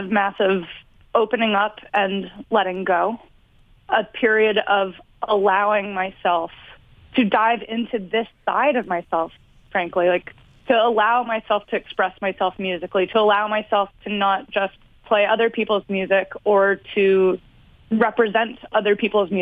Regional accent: Virginia, United States; I grew up in Virginia, living on a river in the middle of nowhere

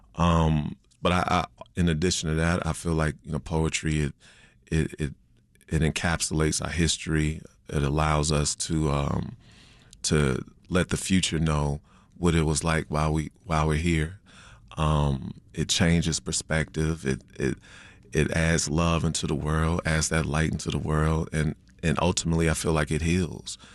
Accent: Chicago, Illinois, United States; I was raised on the South Side on eighty-seven of Winchester before moving to the Burbs, my eighth grade year

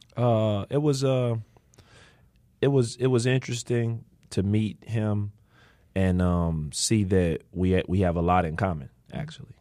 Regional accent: Chicago, Illinois, United States; I grew up in Austin

